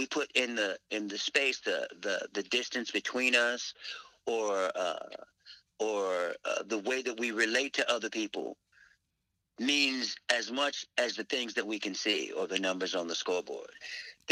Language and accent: English; Virginia, United States; moved away as an adult; also born or lived in Nashville; All the brothers, we grew up in Virginia.